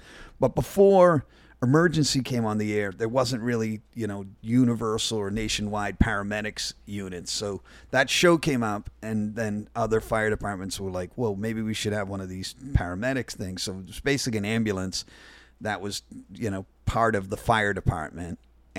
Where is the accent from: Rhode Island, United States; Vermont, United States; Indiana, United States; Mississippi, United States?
Rhode Island, United States; Providence; From Providence, Rhode Island, but I told you that early on because you're from Rhode Island too, right?